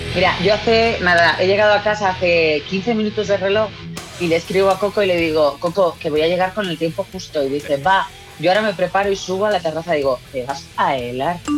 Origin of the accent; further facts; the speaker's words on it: San Fernando, Andalusia, Spain; yo soy de San Fernando, ¿eh? San Fernando, Cádiz